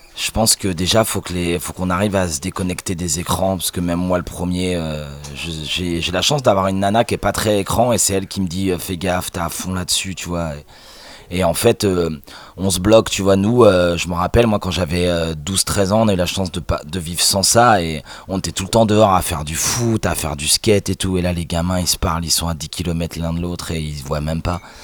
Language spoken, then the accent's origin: French; Normandy, France; Je suis normand